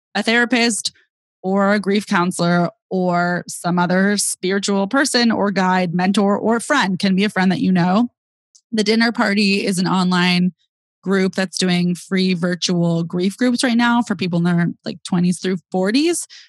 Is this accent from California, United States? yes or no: yes; Bay Area, California, United States; I'm from the Bay Area. I grew up with my younger sister